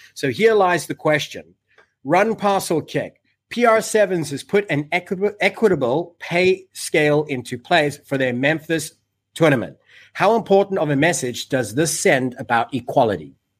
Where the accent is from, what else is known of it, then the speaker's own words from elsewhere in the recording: Cape Town, Western Cape, South Africa; I'm born and raised in Cape Town.